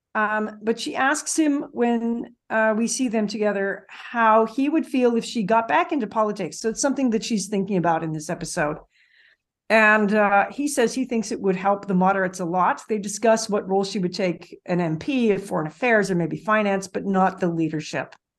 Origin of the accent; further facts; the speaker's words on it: Canada; I'm Canadian.